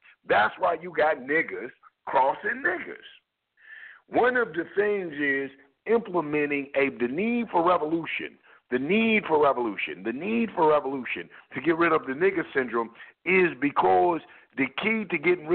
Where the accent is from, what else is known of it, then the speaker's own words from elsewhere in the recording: United States; I was born in America, so that makes me an American